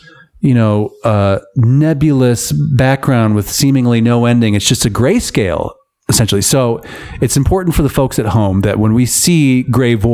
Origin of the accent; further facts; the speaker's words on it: Michigan, United States; Michigan product, by the way, my home state.